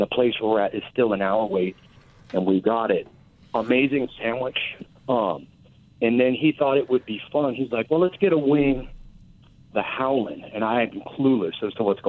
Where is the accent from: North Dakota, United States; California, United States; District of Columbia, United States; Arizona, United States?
California, United States; Los Angeles; moved away; I'm originally from Los Angeles